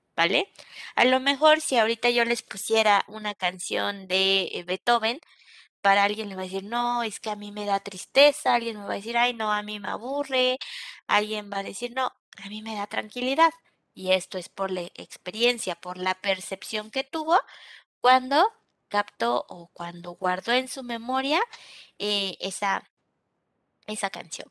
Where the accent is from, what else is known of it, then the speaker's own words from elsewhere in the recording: Mexico; Nosotros como mexicanos